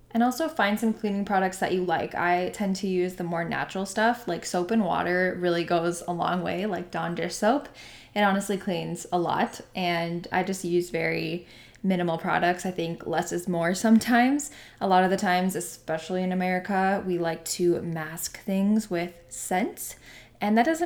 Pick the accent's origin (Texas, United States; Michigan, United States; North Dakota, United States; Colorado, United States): North Dakota, United States; I'm from North Dakota, good old North Dakota